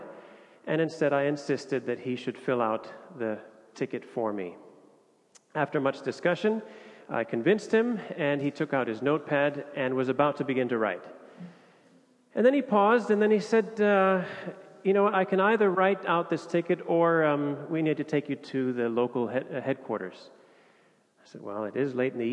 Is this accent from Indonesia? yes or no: yes; Indonesia; moved away as an adult; now in Copenhagen, Denmark; I was born and raised in Indonesia